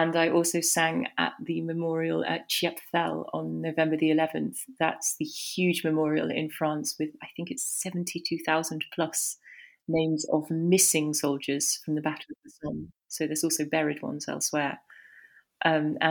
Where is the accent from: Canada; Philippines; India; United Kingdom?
United Kingdom; Nottingham, East Midlands; moved away as an adult; now in Leiden, Netherlands; I'm from Nottingham originally